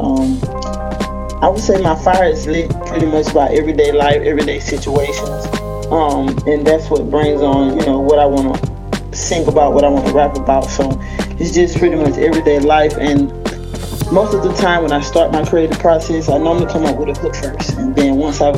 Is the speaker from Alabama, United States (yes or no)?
yes; Mobile, Alabama, United States; I am from Mobile, Alabama